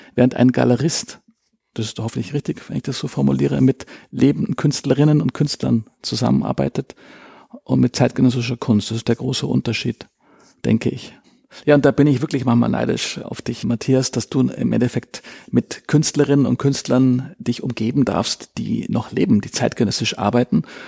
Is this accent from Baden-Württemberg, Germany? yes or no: no; Munich, Bavaria, Germany; Geborener Münchner, was auch doch wirklich selten ist. Bin in einem sehr kunstaffinen Haus groß geworden